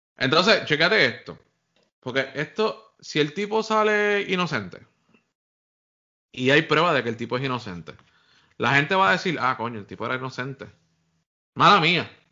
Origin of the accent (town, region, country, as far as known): Puerto Rico